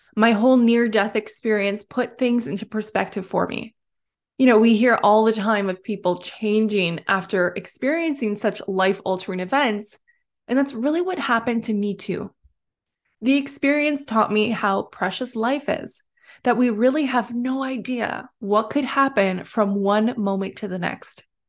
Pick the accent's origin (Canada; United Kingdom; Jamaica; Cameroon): Canada; Timmins, Ontario; also born or lived in British Columbia / Alberta; I was born and raised in Timmins, Ontario